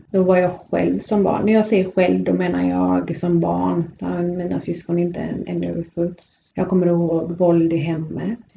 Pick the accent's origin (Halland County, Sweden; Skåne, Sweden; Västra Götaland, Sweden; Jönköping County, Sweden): Västra Götaland, Sweden; Gothenburg; jag är ju född i Biskop i Göteborg.